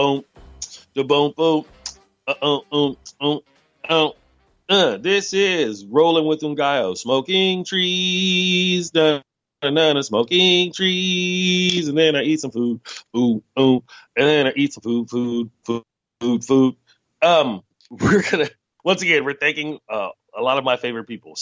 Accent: United States; as an American

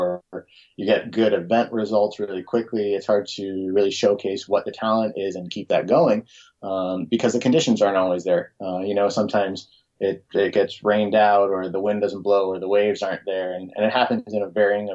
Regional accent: Los Angeles, California, United States; moved away as an adult; also born or lived in Davis, California; now in Hood River, United States; I grew up in Los Angeles

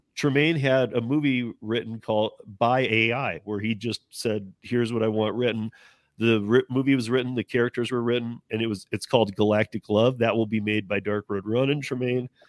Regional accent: Michigan, United States; moved away; I'm originally from Michigan

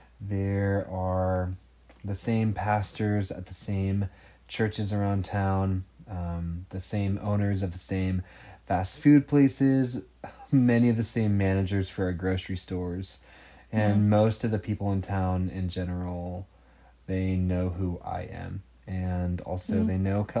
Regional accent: Oakhurst, California, United States; right now we're in the U.S. in Oakhurst, California, which is actually my hometown.

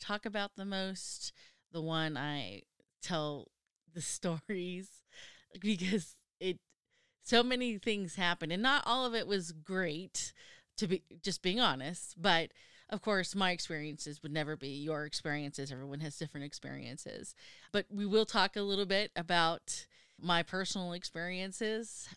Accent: United States; being an American

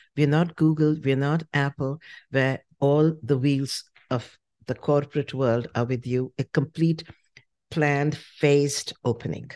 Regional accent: Shimla, Himachal Pradesh, India; moved away as an adult; now in United States; I grew up in Simla

